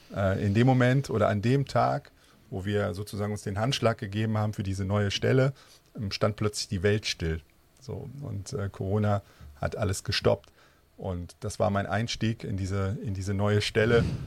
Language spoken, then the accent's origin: German; North Rhine-Westphalia, Germany; Ich selber bin Rheinländer, klassisch im Rheinland mhm. geboren und auch aufgewachsen.